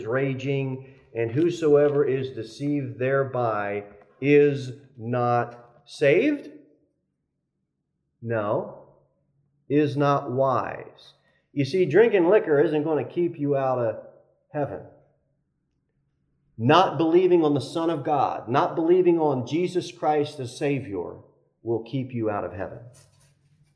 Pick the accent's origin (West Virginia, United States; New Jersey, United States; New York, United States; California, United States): New Jersey, United States; I'm from New Jersey